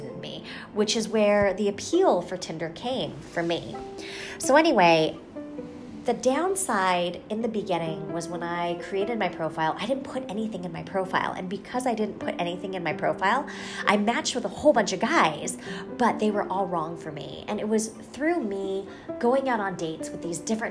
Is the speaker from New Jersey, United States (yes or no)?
no; Albuquerque, New Mexico, United States; moved away as an adult; also born or lived in Los Angeles, California; now in Bay Area, United States; I grew up in Albuquerque, New Mexico